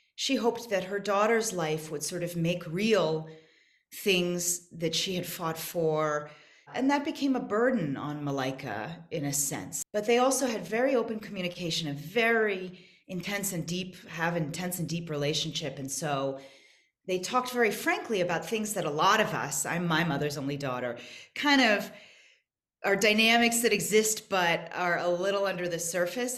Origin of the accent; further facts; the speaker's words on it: United States; moved away as an adult; now in South Africa; I'm American